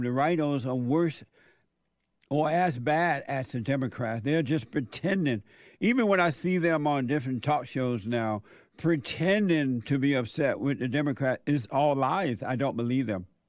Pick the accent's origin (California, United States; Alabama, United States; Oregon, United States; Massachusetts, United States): Alabama, United States; born or raised there